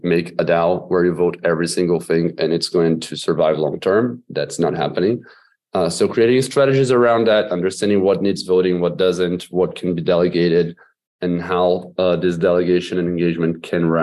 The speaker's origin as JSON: {"language": "English", "country": "Brazil", "said": "I'm from Brazil"}